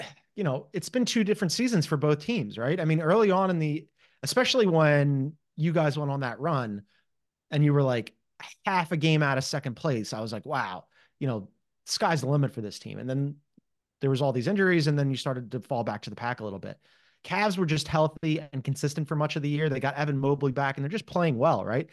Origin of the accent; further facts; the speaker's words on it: Philadelphia, Pennsylvania, United States; as a Philadelphian